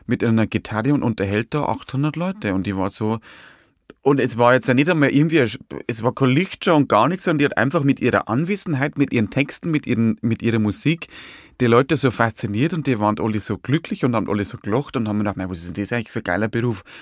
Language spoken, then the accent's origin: German; Hutthurm, Bavaria, Germany; Es ist eine sehr hügelige Landschaft. Also so Niederbayern, also gibt Niederbayern ist ja zum Teil sehr, sehr flach, also die Gegend da von Dingolfing, aber da wo ich ja bin, so Passauer und, und, und Bayerischer Wald